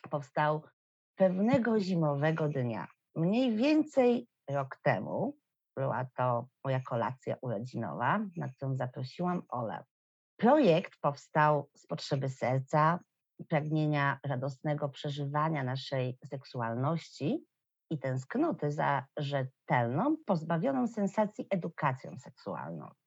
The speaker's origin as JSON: {"language": "Polish", "town": "Warsaw", "region": "Masovian Voivodeship", "country": "Poland", "tie": "born or raised there", "said": "Mieszkam i urodziłam się w Warszawie i kocham moje miasto."}